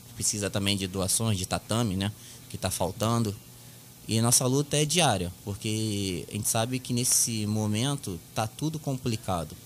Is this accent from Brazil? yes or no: yes; Rio de Janeiro, Brazil; Eu nasci e criei ali em Pilares